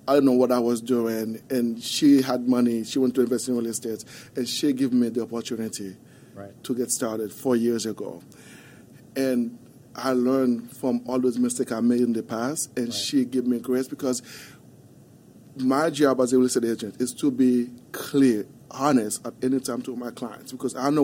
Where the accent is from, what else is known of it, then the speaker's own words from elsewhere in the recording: Haiti; English is a second language; moved away as an adult; also born or lived in Wichita Falls, Texas; now in Dallas, United States; As a kid growing up in Haiti